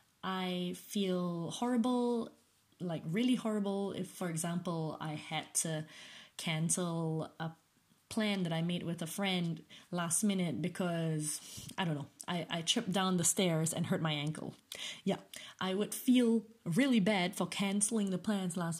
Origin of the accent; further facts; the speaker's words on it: Malaysia; moved away as an adult; now in United Kingdom; growing up in Malaysia